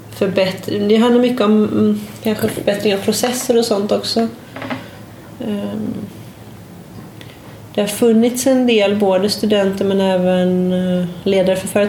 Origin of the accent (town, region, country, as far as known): Sweden; now in Portugal